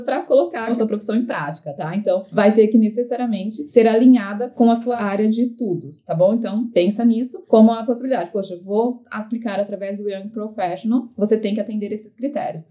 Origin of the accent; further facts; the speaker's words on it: Brazil; now in Canada; nós brasileiros